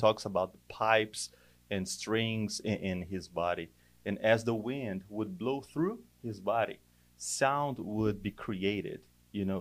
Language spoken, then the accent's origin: English; Brazil; moved away; I'm from Brazil